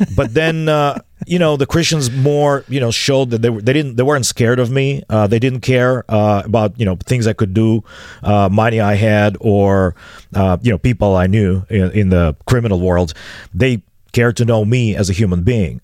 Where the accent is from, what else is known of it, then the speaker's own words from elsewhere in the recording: Chisinau, Moldova; English is a second language; I was a sixteen-year-old, um, drunkard, uh, hanging out in the bars of the downtown city of Chisinau